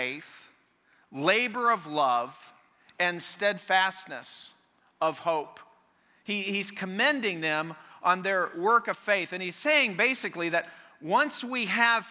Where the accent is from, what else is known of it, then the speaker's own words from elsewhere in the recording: Colorado, United States; the church I grew up in Colorado